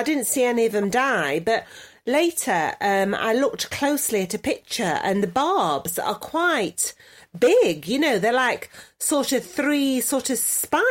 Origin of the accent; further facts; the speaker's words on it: New York, United States; now in Los Angeles, United States; I'm a New York girl in L.A., you see. That's me. That's me. I'm in L.A. as a New Yorker.